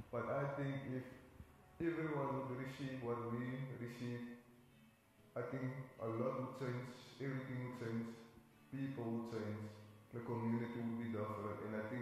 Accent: Manenberg, Western Cape, South Africa; Like growing up in Manenberg is challenging.

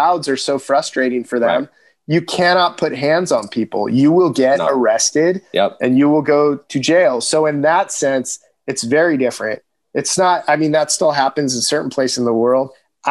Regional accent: Southern California, United States; growing up in Southern California

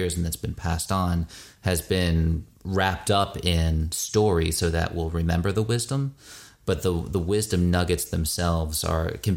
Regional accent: United States; I grew up as an American Jew in the Reconstructionist movement

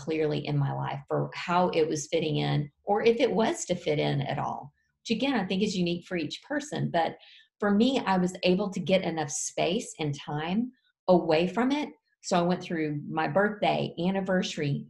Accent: Fort Worth, Texas, United States; my husband and I were downtown Fort Worth in my hometown

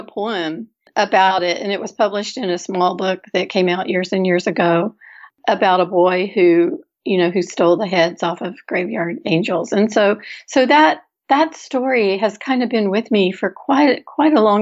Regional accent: Houston, Texas, United States; moved away; I grew up in Houston, first of all. And so even though I haven't lived there in quite some time

